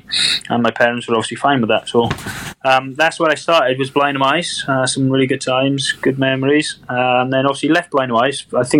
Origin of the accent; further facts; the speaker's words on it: Swansea, Wales, United Kingdom; coming through with Swansea, my hometown club.